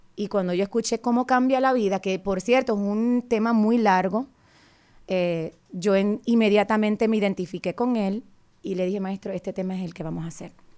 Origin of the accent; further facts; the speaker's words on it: Fajardo, Puerto Rico; moved away as an adult; now in Virginia, United States; Él y yo estudiamos juntos en, en la escuela superior en mi pueblo de Fajardo